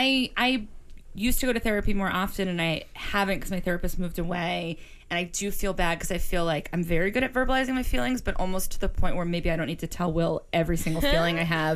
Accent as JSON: {"language": "English", "town": "Boston", "region": "Massachusetts", "country": "United States"}